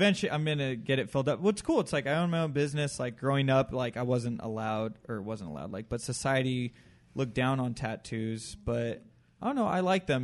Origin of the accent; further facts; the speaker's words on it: Chino Hills, California, United States; I grew up in Chino Hills